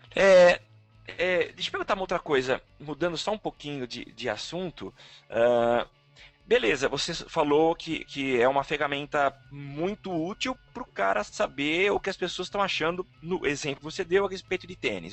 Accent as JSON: {"language": "Portuguese", "town": "São Carlos", "region": "São Paulo", "country": "Brazil", "said": "eu sou de São Carlos"}